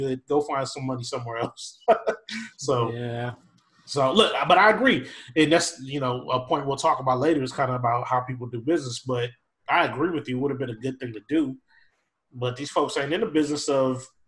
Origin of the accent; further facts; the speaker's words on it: Minneapolis, Minnesota, United States; I grew up in Minneapolis, Minnesota